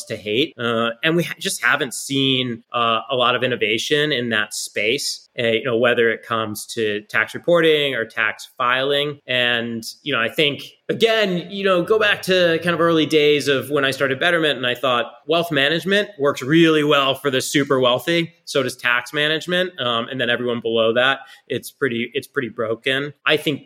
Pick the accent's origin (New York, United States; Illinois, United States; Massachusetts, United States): Massachusetts, United States; I grew up in Massachusetts, and I bleed green